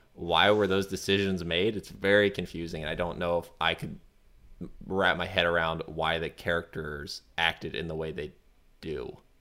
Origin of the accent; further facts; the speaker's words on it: United States; now in France; I'm gonna say it as an American